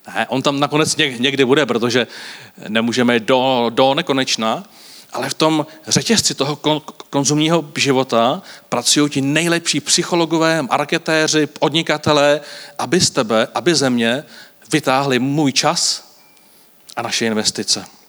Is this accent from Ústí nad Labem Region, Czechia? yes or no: yes; Varnsdorf, Ústí nad Labem Region, Czechia; Já pocházím z Avansdorfu